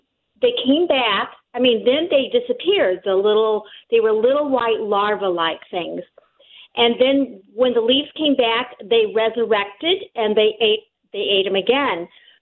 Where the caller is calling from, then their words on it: Collinsville, United States; Okay. Hi, I'm from Collinsville. And I have a question.